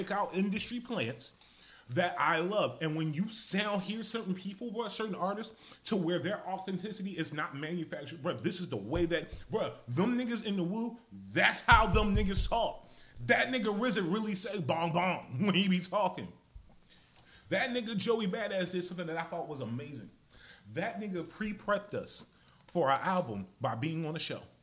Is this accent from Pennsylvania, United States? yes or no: yes; Philadelphia, Pennsylvania, United States; I'm from Philly